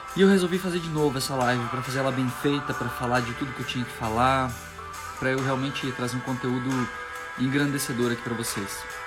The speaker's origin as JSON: {"language": "Portuguese", "town": "Machadinho", "region": "Rio Grande do Sul", "country": "Brazil", "tie": "born or raised there", "said": "Eu nasci na cidade de Machadinho, Rio Grande do Sul. Eu sou gaúcho."}